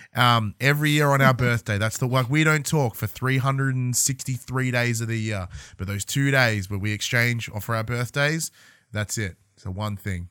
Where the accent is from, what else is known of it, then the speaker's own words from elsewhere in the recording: a hometown outside Melbourne, Victoria, Australia; moved away as an adult; leave my hometown, go to Melbourne, go university